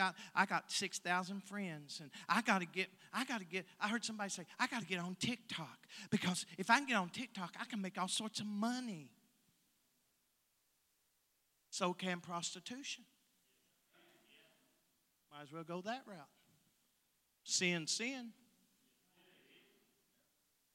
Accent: Harlan, Kentucky, United States; I was born in Bloody Harlan

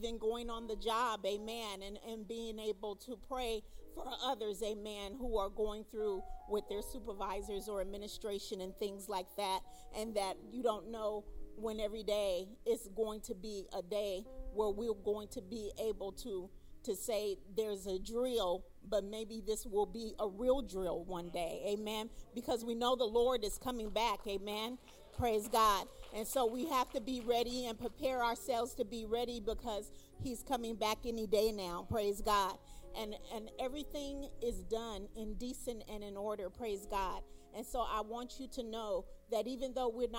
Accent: Long Beach, California, United States; I'm from Long Beach, California

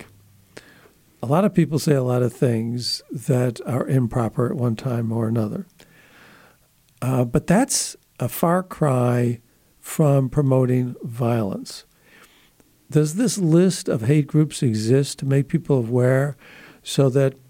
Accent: Buffalo, New York, United States; my hometown, Buffalo, New York

